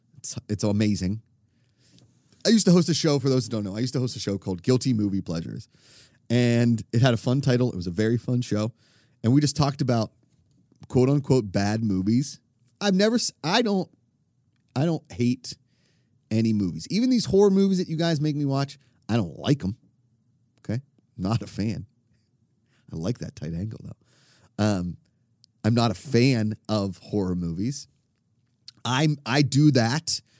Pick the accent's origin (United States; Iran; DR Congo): United States; Pittsburgh, Pennsylvania; I grew up in Pittsburgh